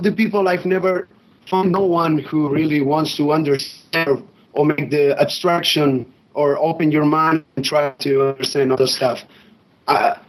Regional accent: Barcelona, Catalonia, Spain; English is a second language; I'm from Barcelona, Spain, and my English is not so good

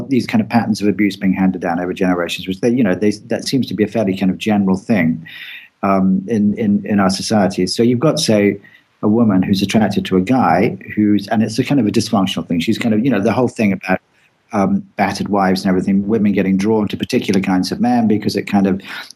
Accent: England, United Kingdom; I'm English

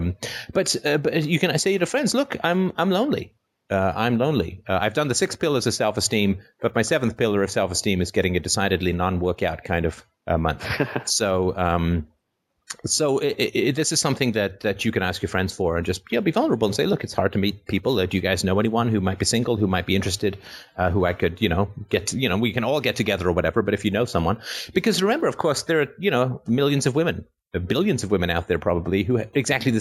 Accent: Canada; I'm from Canada

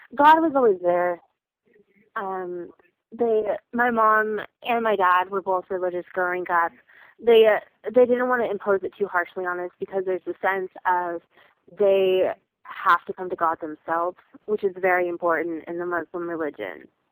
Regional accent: United States; there was definitely pride in the fact that we were American

